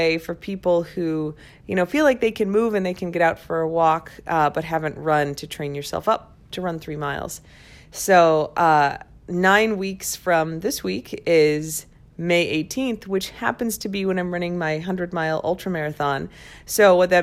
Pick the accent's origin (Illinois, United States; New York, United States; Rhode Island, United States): Illinois, United States; Crystal Lake; now in Washington, D.C., United States; So when I was a kid, I grew up in Crystal Lake, Illinois, which is like 60 miles northwest of Chicago